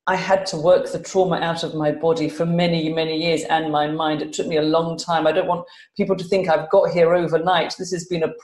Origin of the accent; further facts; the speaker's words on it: London, United Kingdom; now in Glasgow, United Kingdom; I am a Londoner, but I live in Glasgow in Scotland